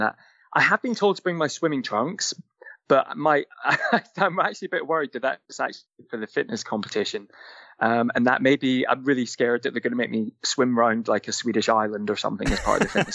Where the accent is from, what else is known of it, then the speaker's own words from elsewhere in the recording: St Andrews, Scotland, United Kingdom; moved away; I come from Scotland. I come from a small town on the East Coast, a beautiful little town. You may have heard of it. It's called St. Andrews